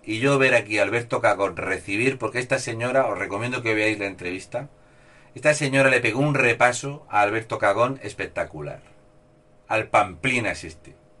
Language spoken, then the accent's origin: Spanish; Spain; Soy un español sin complejos